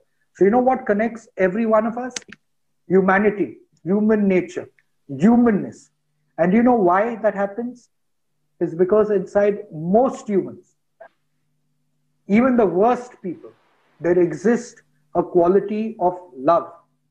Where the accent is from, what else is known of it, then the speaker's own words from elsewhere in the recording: India; Because I come from India, a person sitting in the US thinks I think in a particular way.